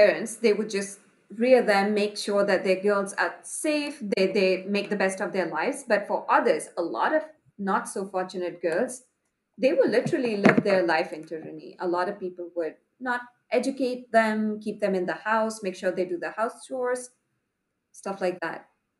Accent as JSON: {"language": "English", "town": "Patna", "region": "Bihar", "country": "India", "tie": "born or raised there", "said": "I was born in a very small suburbs of Patna, which is the second largest city in the eastern part of India. So I was lucky to be born to a parents with a stable income, happy middle-class family, but the neighborhood that I lived in was relatively poor"}